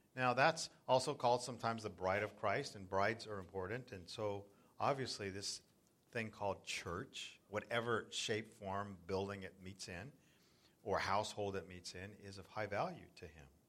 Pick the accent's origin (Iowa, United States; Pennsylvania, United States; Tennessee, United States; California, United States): California, United States; Southern; moved away as an adult; also born or lived in South Florida; now in Northern California, United States; I grew up in Southern California and we used to body surf um, Laguna and, and Newport